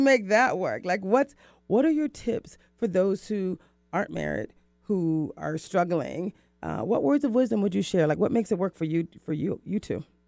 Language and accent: English; the South, United States; I'm from the South, so that's how we speak